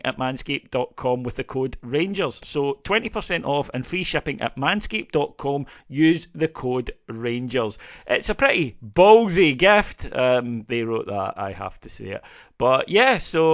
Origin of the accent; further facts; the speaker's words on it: Scotland, United Kingdom; as a Scottish Presbyterian